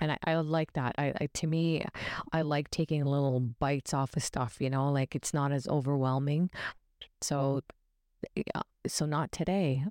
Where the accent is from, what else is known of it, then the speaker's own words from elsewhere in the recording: Ontario, Canada; we're from Ontario